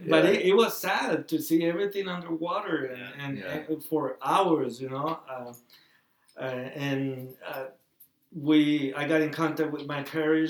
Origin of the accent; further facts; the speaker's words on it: Tamaulipas, Mexico; now in United States; I lived in that area of Mexico for almost 18 years